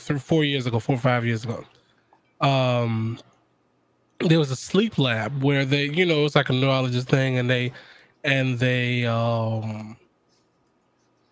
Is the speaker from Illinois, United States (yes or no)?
yes; Chicago, Illinois, United States; I'm from the South Side of Chicago.